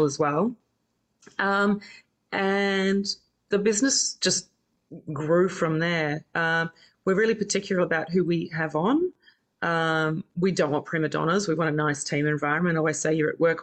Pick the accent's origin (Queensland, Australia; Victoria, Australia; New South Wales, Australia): New South Wales, Australia; Campbelltown; also born or lived in New Zealand; now in Double Bay, Australia; I was originally from New Zealand, but then I lived in Campbelltown, grew up in Campbelltown.